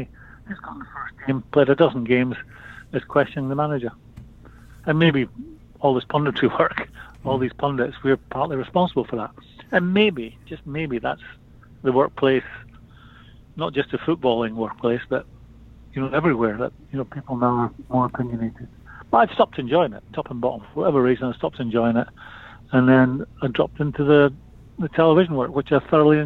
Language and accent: English; Edinburgh, Scotland, United Kingdom; I'm from Edinburgh